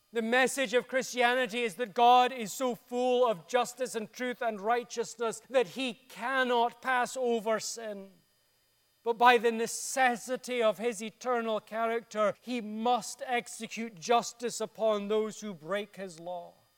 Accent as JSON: {"language": "English", "town": "Dundee", "region": "Scotland", "country": "United Kingdom", "tie": "born or raised there", "said": "My hometown of Dundee in Scotland"}